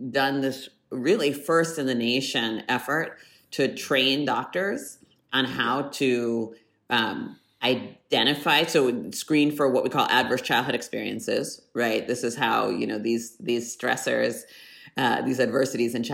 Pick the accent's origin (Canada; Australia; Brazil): Canada; born there; I was born in Canada my dad did his postdoctorate work at University of British Columbia